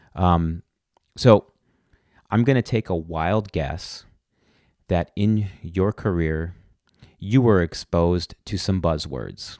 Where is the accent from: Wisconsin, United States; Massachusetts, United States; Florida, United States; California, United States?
Wisconsin, United States; Milwaukee; here in my hometown of Milwaukee